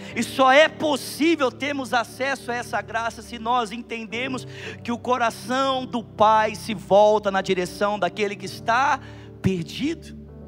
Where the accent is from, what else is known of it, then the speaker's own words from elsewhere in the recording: Bauru, São Paulo, Brazil; moved away; nós tivemos na minha cidade natal, Bauru